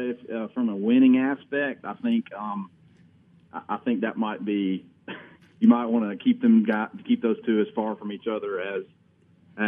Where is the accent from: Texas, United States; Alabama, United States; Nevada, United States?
Alabama, United States; Brewton; I grew up in Brewton, Alabama